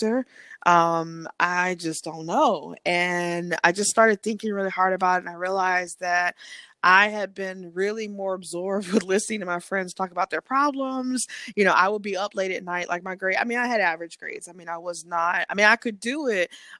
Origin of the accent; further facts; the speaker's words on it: South Carolina, United States; also born or lived in Baltimore; I'm from South Carolina, born and raised